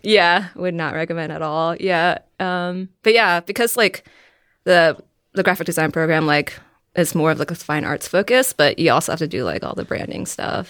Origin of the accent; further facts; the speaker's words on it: Virginia, United States; I am from Virginia